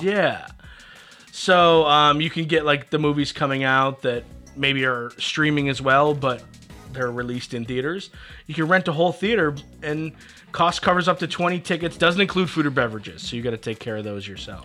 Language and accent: English; Kendall, New York, United States; I'm from Kendall, New York